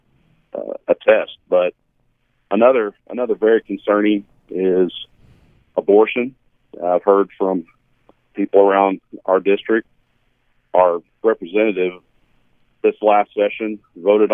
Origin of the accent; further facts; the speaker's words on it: Canyon, Texas, United States; now in Perryton, United States; Grew up in Canyon, Texas.